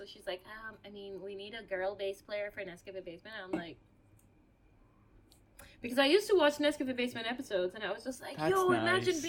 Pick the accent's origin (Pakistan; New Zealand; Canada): Pakistan; English is a second language; Given that I am a woman from Pakistan who sings, I encounter a lot of haram police and a lot of misogynistic cis men.